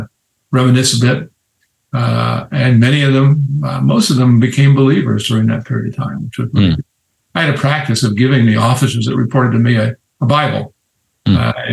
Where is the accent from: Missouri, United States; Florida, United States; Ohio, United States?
Ohio, United States; Cleveland; also born or lived in Warren, Ohio / Shaker Heights, Ohio / Mentor, Ohio; I'm actually a native Clevelander. Not many of us around. I was born in Cleveland